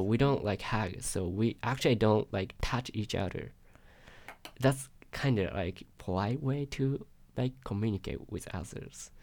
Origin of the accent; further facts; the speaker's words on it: Yokohama, Kanagawa, Japan; English is a second language; moved away as an adult; now in Eugene, United States; I'm from Japan, uh, Yokohama, Japan, which is next to Tokyo.